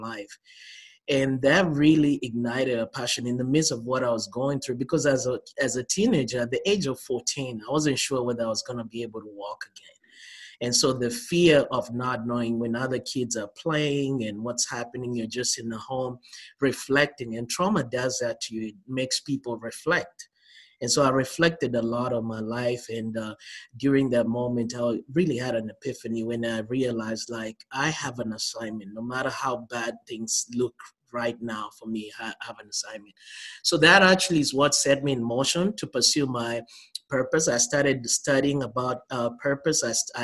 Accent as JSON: {"language": "English", "town": "Nakuru", "region": "Nakuru County", "country": "Kenya", "tie": "born or raised there", "moved": "as an adult", "lives_now": "United States", "said": "I was born and raised in Kenya"}